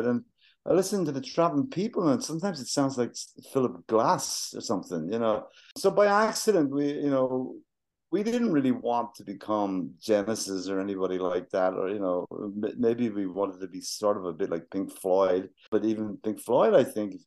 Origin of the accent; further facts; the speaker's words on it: Wexford, Leinster, Ireland; moved away as an adult; We're from Wexford.